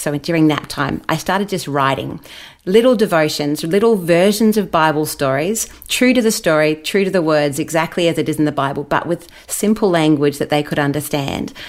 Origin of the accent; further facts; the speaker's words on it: Brisbane, Queensland, Australia; also born or lived in Wellington, New Zealand; now in Gold Coast, Australia; mum and dad decided to move us over here when I was about eight. So I've spent almost all my life in Australia.